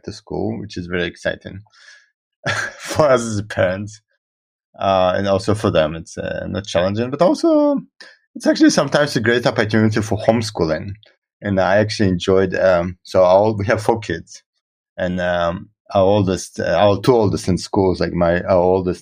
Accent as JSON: {"language": "English", "country": "Israel", "tie": "born or raised there", "also_born_or_lived": "Russia / United States", "first_language": "Russian", "second_language": "English", "moved": "as an adult", "said": "I was born in Russia and I grew up in Israel."}